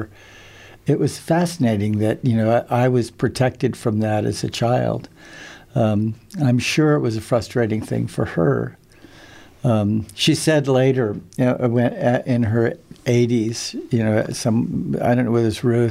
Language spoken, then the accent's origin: English; Princeton, New Jersey, United States; I was born in Princeton